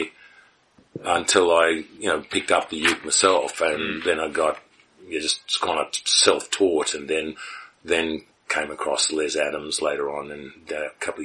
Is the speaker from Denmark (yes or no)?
no; Melbourne, Victoria, Australia; also born or lived in Sydney; And I was born in Sydney and raised in Melbourne. I moved to Melbourne when I was very young